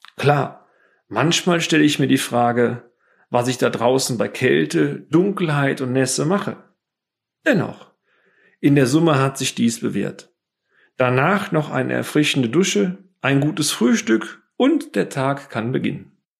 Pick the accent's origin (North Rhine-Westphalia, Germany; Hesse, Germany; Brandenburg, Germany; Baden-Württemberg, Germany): North Rhine-Westphalia, Germany; Bonn; innerhalb der Freiwilligen Feuerwehr Bonn, meiner Heimatstadt